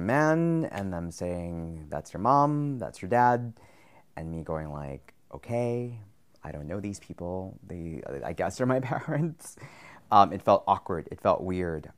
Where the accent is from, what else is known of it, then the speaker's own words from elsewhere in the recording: New York City, New York, United States; also born or lived in Nicaragua; I am from Nicaragua, raised in New York City